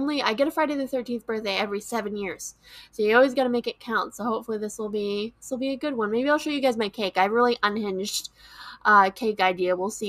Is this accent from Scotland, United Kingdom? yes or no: yes; Scotland, United Kingdom; I'm Scottish, so that's really, really cool.